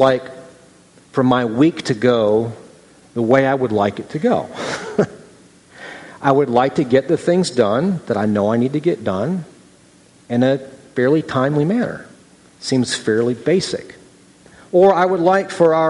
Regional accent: Midwest, United States; moved away; also born or lived in Southern California; I grew up in the Midwest, and I was in Southern California

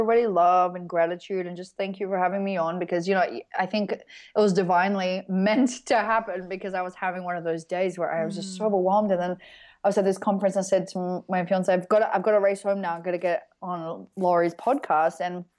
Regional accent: Australia; because I'm Australian

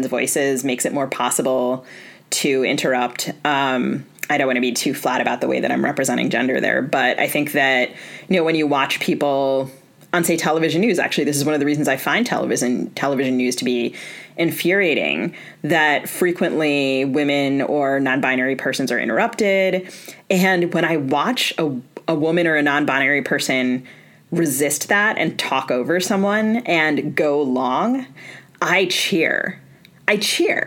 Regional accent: East Coast, United States; I grew up on the East Coast

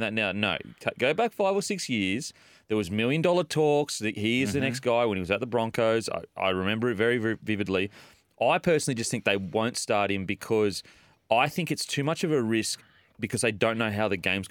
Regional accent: Queensland, Australia; as a Queenslander

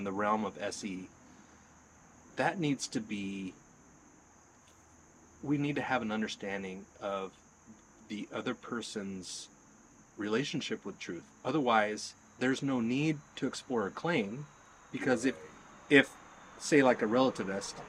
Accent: the South, United States; also born or lived in Texas / Alabama; I did a lot of growing up in the South

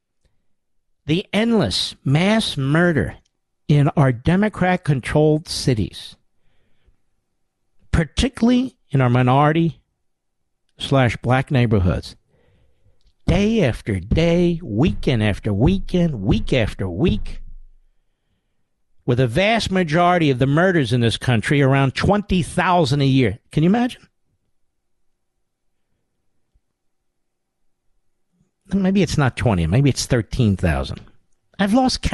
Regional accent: United States

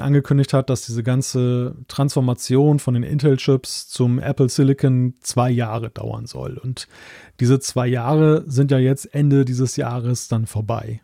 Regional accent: Germany; als Deutscher

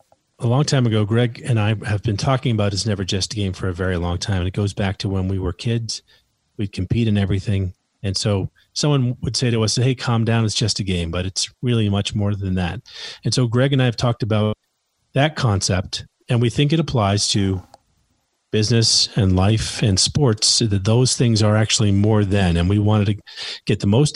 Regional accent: New York City, New York, United States; also born or lived in Massachusetts; Okay, so we're from New York originally, okay. New York City. We moved to upstate New York.

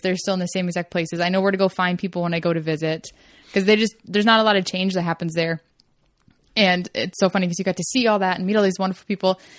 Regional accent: Kentucky, United States; moved away; I grew up in Kentucky

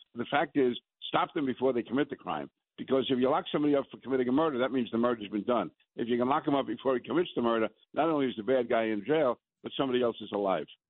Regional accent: New York, United States; I'm a New Yorker

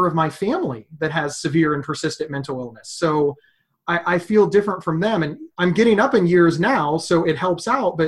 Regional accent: Ohio, United States; also born or lived in Pennsylvania; I was born in Pennsylvania and moved to Ohio at 2 years old

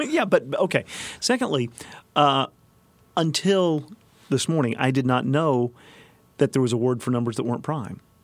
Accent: Lakeview, Arkansas, United States; moved away; I grew up in Lakeview, Arkansas

